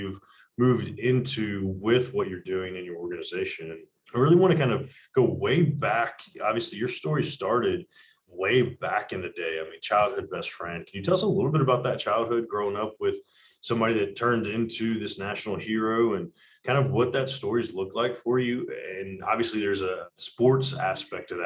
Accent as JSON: {"language": "English", "town": "Atlanta", "region": "Georgia", "country": "United States", "tie": "born or raised there", "said": "I'm from Atlanta, born and raised."}